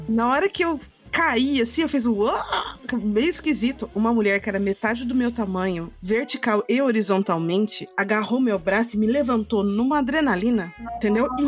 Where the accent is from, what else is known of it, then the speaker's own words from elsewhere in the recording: Mogi, Suzano, near São Paulo, Brazil; now in São Paulo, Brazil; de Mogi, de Suzano, que são perto de São Paulo, que é de onde, onde eu cresci